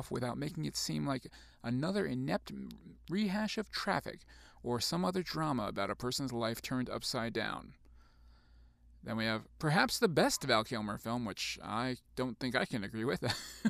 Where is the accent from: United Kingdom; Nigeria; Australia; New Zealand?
New Zealand; but then again, I'm from New Zealand. What would you expect me to say?